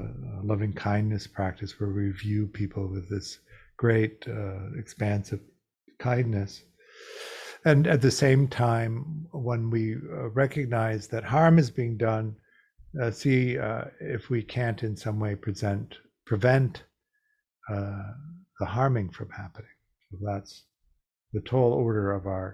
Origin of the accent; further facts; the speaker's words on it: Midwest, United States; moved away; also born or lived in Chicago / New York / Los Angeles; I grew up gay in the Midwest in the 50s and 60s